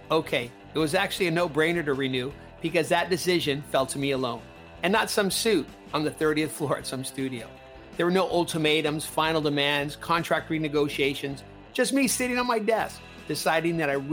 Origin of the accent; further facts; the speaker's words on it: Southern California, United States; accent: Southern California; moved away as an adult; now in London, United Kingdom; I'm still that same dude who's managed to stay true to his California roots and keep the Southern California accent while living here in London.